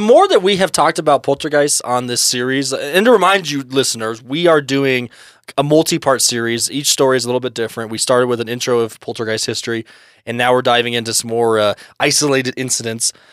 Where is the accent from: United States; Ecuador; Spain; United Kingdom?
United States; we're old American boys